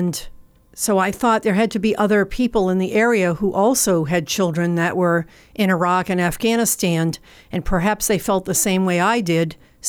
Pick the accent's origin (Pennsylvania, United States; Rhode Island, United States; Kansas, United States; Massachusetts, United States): Massachusetts, United States; moved away as an adult; Originally, you will tell from my speaking that I am not from New Jersey originally. I am from Massachusetts, and I moved here in 1994, which was almost 30 years ago, for a job.